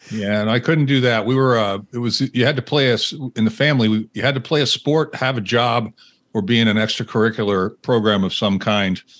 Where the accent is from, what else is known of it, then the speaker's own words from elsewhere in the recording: Winchester, Massachusetts, United States; I grew up outside of Boston, Massachusetts, in a town called mm-hmm. Winchester